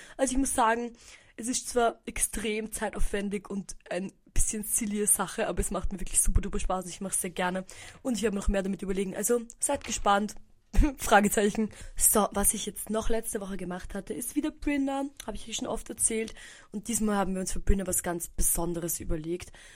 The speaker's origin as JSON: {"language": "German", "country": "Austria", "said": "bei uns in Österreich"}